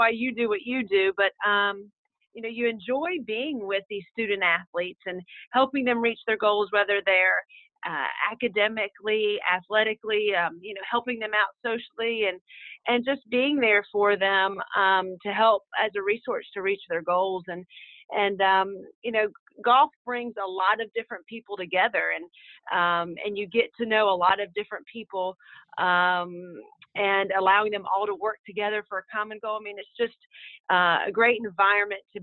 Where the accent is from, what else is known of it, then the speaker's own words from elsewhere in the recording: Raleigh, North Carolina, United States; moved away as an adult; also born or lived in Charleston, South Carolina; I was from Raleigh